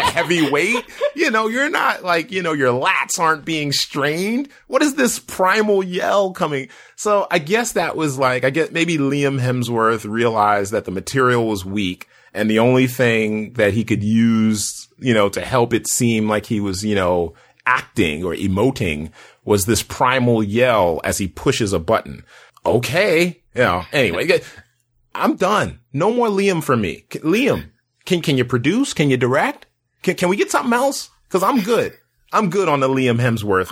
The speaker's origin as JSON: {"language": "English", "country": "United States", "said": "as an American science fiction lover"}